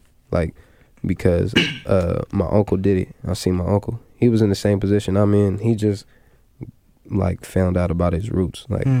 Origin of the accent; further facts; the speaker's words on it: Puyallup, Washington, United States; I grew up in the Puyallup tribe. Like, I go to the Puyallup tribe.